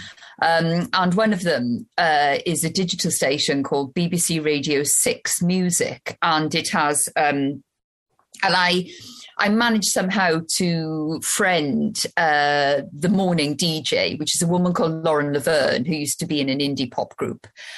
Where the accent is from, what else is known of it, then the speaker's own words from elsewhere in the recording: Wales, United Kingdom; I'm Welsh and we live in Wales